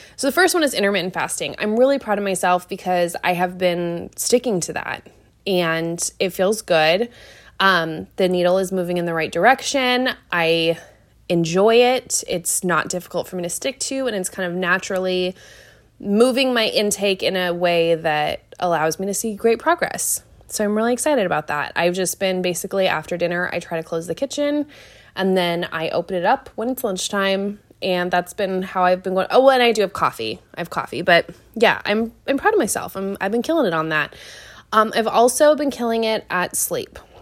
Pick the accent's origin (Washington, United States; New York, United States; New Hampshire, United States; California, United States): Washington, United States; Seattle; now in Wilmington, United States; I'm from Seattle